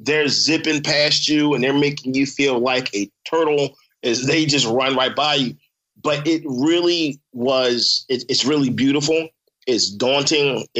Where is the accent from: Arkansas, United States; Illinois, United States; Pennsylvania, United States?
Pennsylvania, United States; Philadelphia; also born or lived in Abington, Pennsylvania; Germantown. Grew up in Germantown. Chew and Shelton. I went to Pastorius, FD Pastorius, man, elementary school. And then my folks moved us to Abington. We moved to Abington, and I was about 11